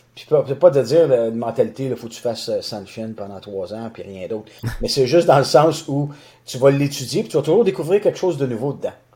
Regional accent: Boucherville, Quebec, Canada; je suis natif de Boucherville, donc j'ai grandi à Boucherville sur la rive sud de Montréal

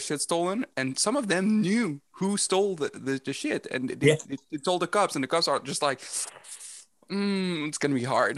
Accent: Montreal, Quebec, Canada; I'm from Montreal.

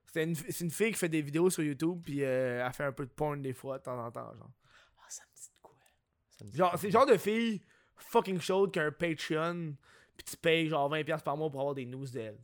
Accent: Quebec, Canada; je suis un Québécois moyen

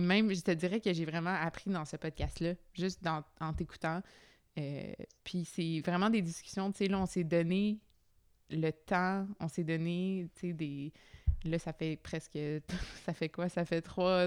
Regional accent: Quebec, Canada; en tant que Québécois nord-américain

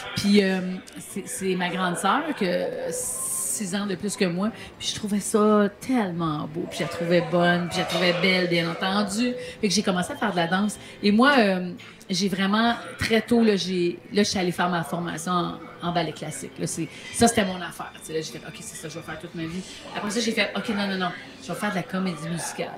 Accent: Montérégie, near Longueuil, Quebec, Canada; je suis née à Villelemoine, en Montérégie, juste à côté de Longueuil.

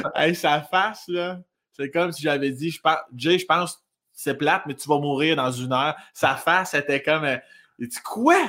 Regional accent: South Shore of Quebec City, Canada; accent: un peu campagne, mélangé à Rive-Sud de Québec; moved away as an adult; also born or lived in Laurier-Station / Joly; now in Montreal, Canada; je viens de la rive sud de Québec.

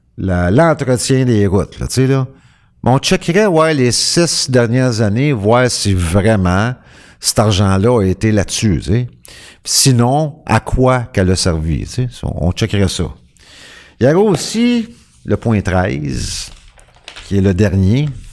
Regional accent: Quebec, Canada; je suis un Québécois. Tu je suis un Québécois, je fais partie du peuple québécois

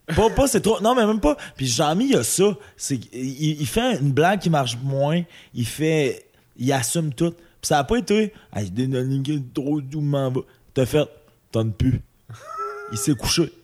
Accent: Amos, Quebec, Canada; moved away; also born or lived in Saguenay; je viens d'Amos

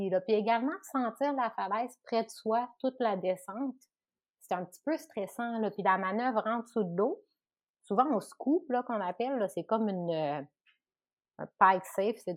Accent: Chicoutimi, Quebec, Canada; moved away; Chicoutimi, puis je me suis tout le temps ennuyée de chez moi.

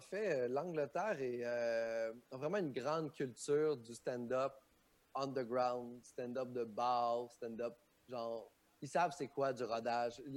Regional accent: Quebec, Canada; on a un beau milieu au Québec

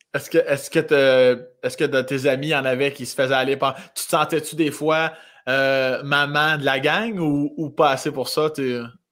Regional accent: Laurier-Station, Quebec, Canada; also born or lived in Joly; Je suis natif de Laurier Station, mais j'étais chez ma mère, moi, un village qui s'appelle Jolie, à 10 minutes de Laurier Station.

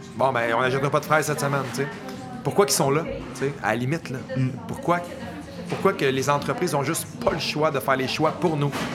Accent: Montreal, Quebec, Canada; Marc et moi, on vient de la région de Montréal.

